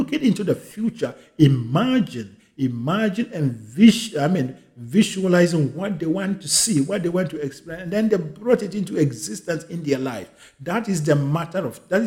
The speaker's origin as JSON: {"language": "English", "country": "Ghana", "said": "I am a Ghanaian"}